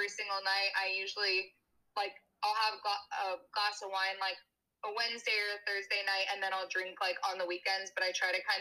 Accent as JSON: {"language": "English", "area": "Bay Area", "region": "California", "country": "United States", "also_born_or_lived": "San Francisco, California", "moved": "as an adult", "lives_now": "Austin, United States", "said": "I'm from the Bay Area. I went to college in SoCal."}